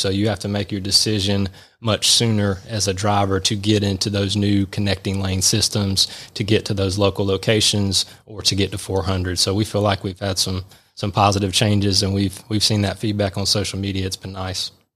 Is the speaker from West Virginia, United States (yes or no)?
no; Milledgeville, Georgia, United States; moved away as an adult; now in Atlanta, United States; Georgia College and State University in Milledgeville, which is also my hometown, so about two hours south of here, growing up in middle Georgia